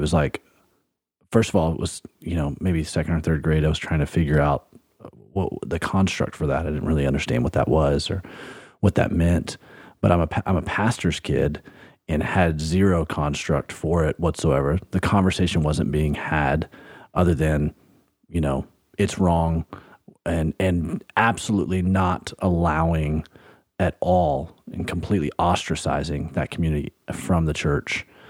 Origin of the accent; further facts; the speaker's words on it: Alabama, United States; I grew up in Alabama